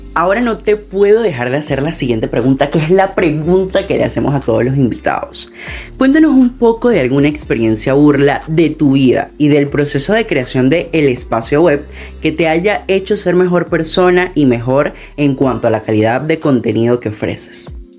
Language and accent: Spanish; Venezuela; mi país natal, Venezuela